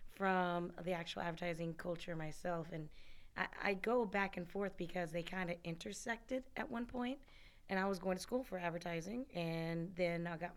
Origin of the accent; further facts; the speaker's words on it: Birmingham, Alabama, United States; moved away; I'm originally from Alabama. Actually, I claim both states. So I'm right down the middle on both, like, where I grew up, where I lived, in between cultures